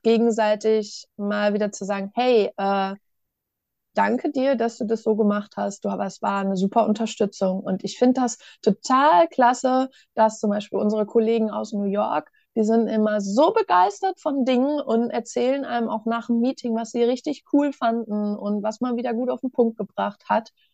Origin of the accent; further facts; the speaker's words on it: Ostwestfalen-Lippe, North Rhine-Westphalia, Germany; ich komme ja aus Ostwestfalen-Lippe ne? und in Ostwestfalen, da sagt man dann ja, wenn was gut ist